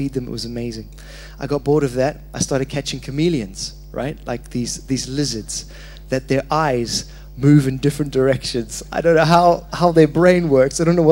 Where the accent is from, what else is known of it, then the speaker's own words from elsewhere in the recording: Zimbabwe; moved away; I was born in Zimbabwe.